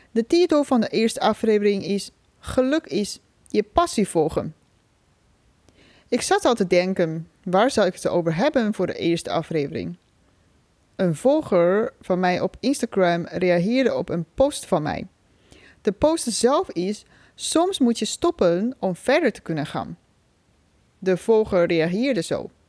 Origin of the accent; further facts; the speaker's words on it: China; Dutch is a second language; moved away as an adult; now in Netherlands; Ik ben 33 jaar oud. Oorspronkelijk kom ik uit China. Voor de studie ben ik naar Nederland gekomen. Inmiddels woon ik hier al bijna 13 jaar.